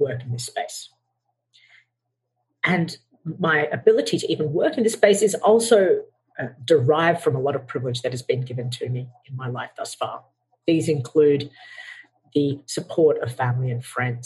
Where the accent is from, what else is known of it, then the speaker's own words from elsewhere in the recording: Australia; I was born and raised in Australia. However, my parents emigrated from Sri Lanka